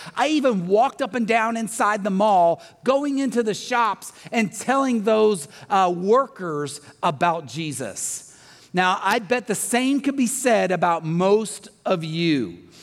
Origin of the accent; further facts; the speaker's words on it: the South, United States; growing up in the South